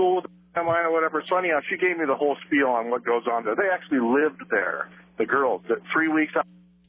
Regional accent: Portland, Oregon, United States; I grew up in Portland.

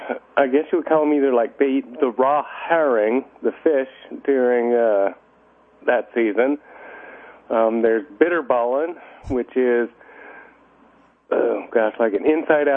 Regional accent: Houston, Texas, United States; moved away as an adult; now in Rotterdam, Netherlands; From Houston, actually.

